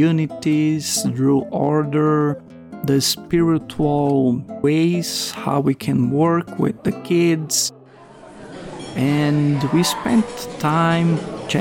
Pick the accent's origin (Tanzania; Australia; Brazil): Brazil; moved away as an adult; also born or lived in Guinea; along with my wife Aline, we are from Brazil